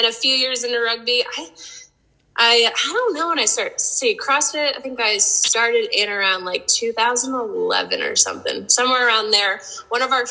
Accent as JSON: {"language": "English", "town": "Spokane", "region": "Washington", "country": "United States", "tie": "born or raised there", "said": "I was born in Spokane."}